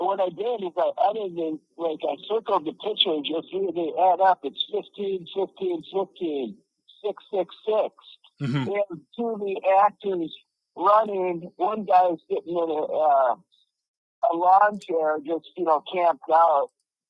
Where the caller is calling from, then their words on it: Mexico; Mexico, how are you?